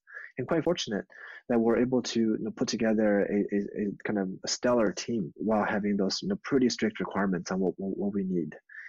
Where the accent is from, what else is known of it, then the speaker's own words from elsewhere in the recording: East Coast of the United States, United States; also born or lived in Beijing, China / Michigan; now in Silicon Valley, United States; So I was born in Beijing. I grew up technically in the States on the East Coast.